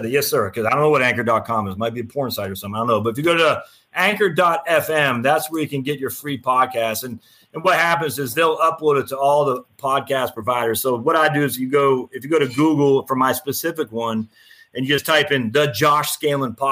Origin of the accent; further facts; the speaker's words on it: Maine, United States; I was born and raised in Maine. I've since lost my accent